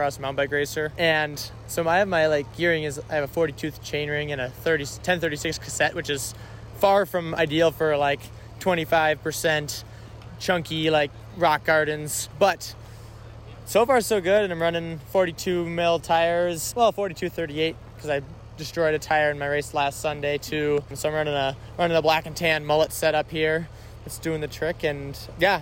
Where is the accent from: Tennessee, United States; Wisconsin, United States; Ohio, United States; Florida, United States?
Wisconsin, United States; Madison; now in Missoula, United States; I'm from Madison, Wisconsin, and I live in Missoula, Montana